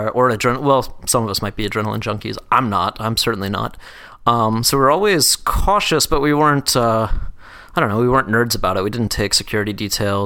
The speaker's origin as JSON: {"language": "English", "town": "Atlanta", "region": "Georgia", "country": "United States", "also_born_or_lived": "New York", "moved": "as an adult", "said": "I'm from Atlanta"}